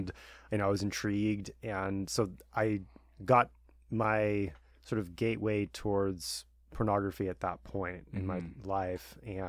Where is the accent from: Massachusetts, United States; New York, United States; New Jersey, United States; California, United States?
California, United States; Long Beach; Thanks, Colton, for having me on. My story, I grew up in Southern California and grew up in Long Beach